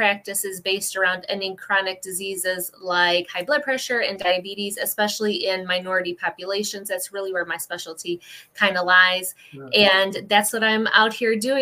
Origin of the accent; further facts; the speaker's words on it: Ohio, United States; I am from Ohio, and I am a women's holistic health practitioner